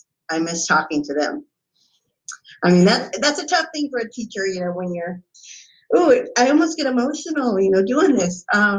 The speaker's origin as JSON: {"language": "English", "town": "San Diego", "region": "California", "country": "United States", "tie": "born or raised there", "moved": "yes", "said": "I grew up in San Diego, California."}